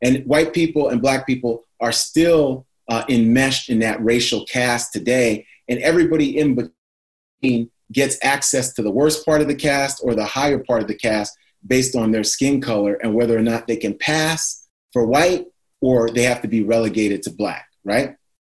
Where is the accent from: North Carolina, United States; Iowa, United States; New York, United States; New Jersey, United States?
New York, United States; New York City; I grew up in New York City.